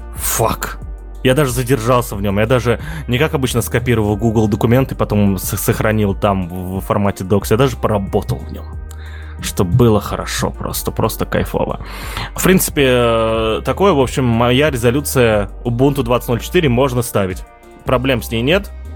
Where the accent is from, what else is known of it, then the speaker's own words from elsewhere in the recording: Russia; я как житель сверхдержавы